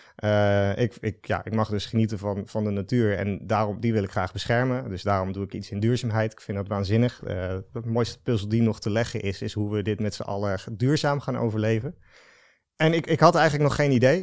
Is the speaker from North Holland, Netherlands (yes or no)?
no; Den Dolder, Utrecht, Netherlands; also born or lived in Breda; ik ben geboren in Breda. Ik ben opgegroeid dus in Den Dolder.